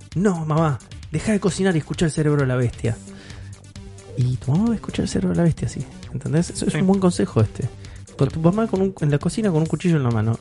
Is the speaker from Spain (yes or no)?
no; Argentina; Somos argentinos